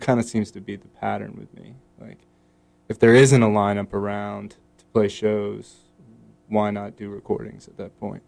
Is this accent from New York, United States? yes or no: no; Baltimore, Maryland, United States; now in Raleigh, United States; I grew up in Baltimore, which is like 45 minutes from DC or whatever.